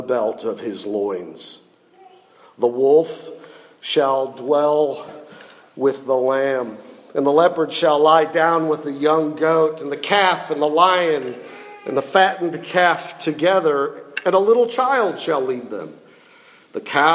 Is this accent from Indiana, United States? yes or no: no; Ohio, United States; moved away as an adult; also born or lived in Jackson, Mississippi; I'm from Ohio